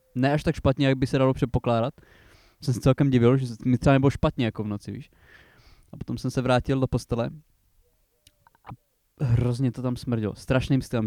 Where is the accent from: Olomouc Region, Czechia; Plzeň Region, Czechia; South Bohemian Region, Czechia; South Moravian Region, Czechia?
Olomouc Region, Czechia; Přerov area; u nás na Přerovsku